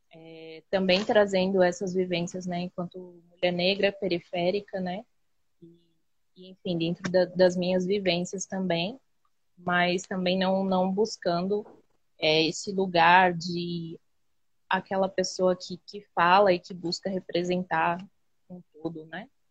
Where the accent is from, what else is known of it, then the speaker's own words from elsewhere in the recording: São Paulo, Brazil; que fica em Budas Artes, São Paulo, né? é, que é minha quebrada, onde eu nasci, onde eu cresci